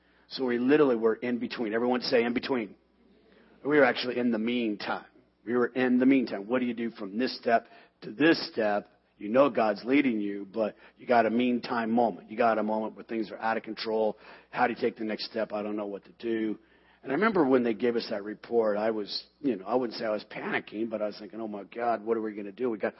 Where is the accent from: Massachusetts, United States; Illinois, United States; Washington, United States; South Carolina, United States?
Washington, United States; Seattle; We come from Seattle.